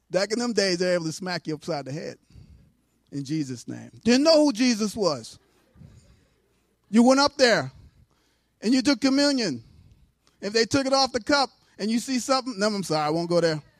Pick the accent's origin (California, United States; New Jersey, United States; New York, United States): New York, United States; New York City; moved away; I grew up Lutheran in New York City.